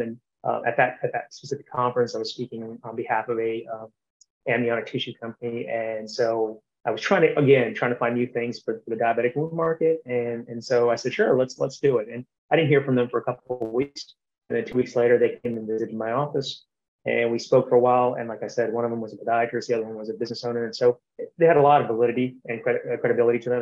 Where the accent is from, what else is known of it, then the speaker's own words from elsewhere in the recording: Columbus, Georgia, United States; Columbus, Georgia, which is my hometown where, where I currently reside